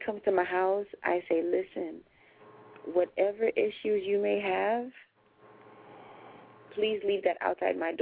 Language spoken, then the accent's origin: English; United States; the way that we were raised here in the United States